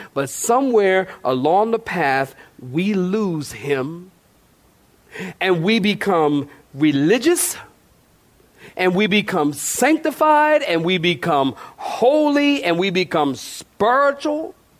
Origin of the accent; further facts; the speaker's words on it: Philadelphia, Pennsylvania, United States; I'm come from Philly, I'm from Philly